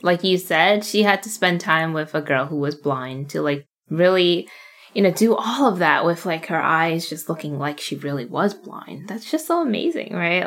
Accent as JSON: {"language": "English", "country": "United States", "tie": "born or raised there", "second_language": "English", "said": "a young Asian American female growing up in America"}